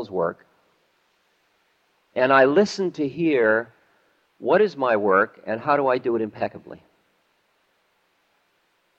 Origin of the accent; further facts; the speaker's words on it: Boston, Massachusetts, United States; also born or lived in New Hampshire; When I was growing up in Boston